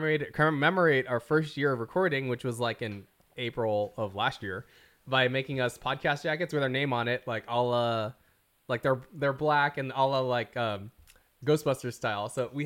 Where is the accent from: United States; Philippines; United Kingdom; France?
Philippines; Like, okay, we're all Filipino, right?